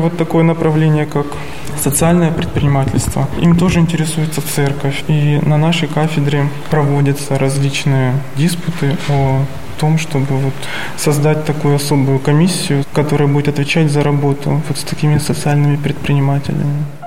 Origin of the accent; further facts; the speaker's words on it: Stavropol Krai, Russia; moved away as an adult; also born or lived in Moscow Oblast; now in Sergiev Posad, Russia; Я родом из Ставропольского края.